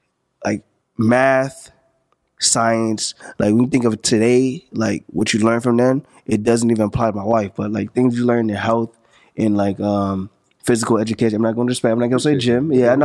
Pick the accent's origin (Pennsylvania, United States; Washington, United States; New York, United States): New York, United States; St. Albans; …, I'm from St. Albans, you know what I'm saying?